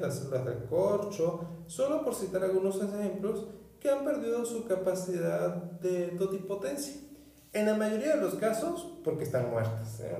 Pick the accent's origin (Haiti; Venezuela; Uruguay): Venezuela; northern Venezuela; En mi pueblo natal, en el norte de Venezuela